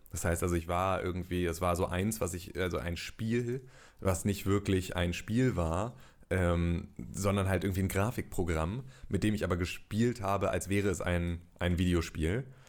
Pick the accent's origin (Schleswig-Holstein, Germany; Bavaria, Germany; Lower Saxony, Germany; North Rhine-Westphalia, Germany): Lower Saxony, Germany; Gifhorn; ich komme aus Gifhorn, das liegt in der Nähe von Wolfsburg und von Braunschweig